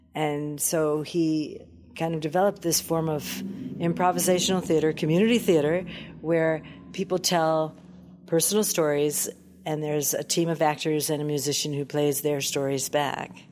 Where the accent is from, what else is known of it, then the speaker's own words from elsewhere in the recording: Detroit, Michigan, United States; born and raised in Motown